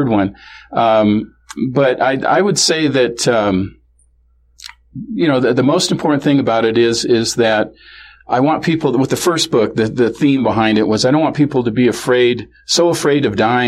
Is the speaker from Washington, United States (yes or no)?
yes; Kenmore, Washington, United States; also born or lived in Seattle; This is in Seattle, or grew up in Kenmore, which is the north end of Seattle, north end of Lake Washington, that area